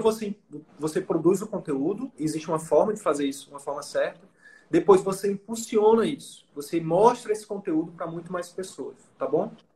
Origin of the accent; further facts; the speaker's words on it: Picos, Piauí, Brazil; moved away; eu sou lá de Picos, nome da minha cidade. Na verdade, eu sou da comunidade rural de Picos, que é uma cidade do interior do Piauí